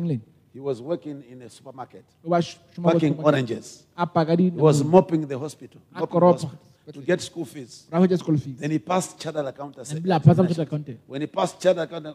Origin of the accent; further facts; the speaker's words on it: Malawi; moved away; also born or lived in Botswana; I came from Malawi